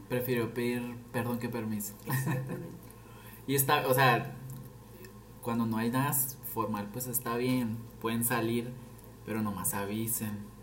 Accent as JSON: {"language": "Spanish", "town": "Nogales", "region": "Sonora", "country": "Mexico", "tie": "born or raised there", "moved": "as an adult", "lives_now": "Guadalajara, Mexico", "said": "soy de Nogales, perdón. No fui, soy. Pero toda mi vida estuve aquí, o sea, aquí estudié, aquí empecé a trabajar, aquí nací."}